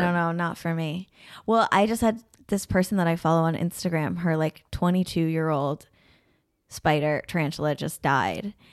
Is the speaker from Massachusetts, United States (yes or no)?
no; Burlington, Vermont, United States; moved away; I'm from Vermont, but I am from Burlington